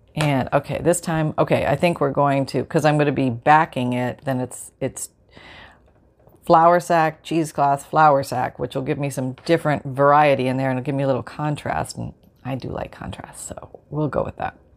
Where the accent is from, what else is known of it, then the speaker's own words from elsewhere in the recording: Canada; now in Florida, United States; I grew up in Canada